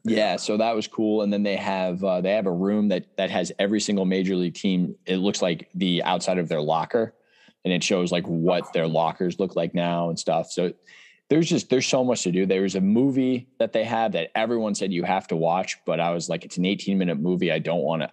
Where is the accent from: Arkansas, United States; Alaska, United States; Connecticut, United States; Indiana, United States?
Connecticut, United States; I'm from Connecticut.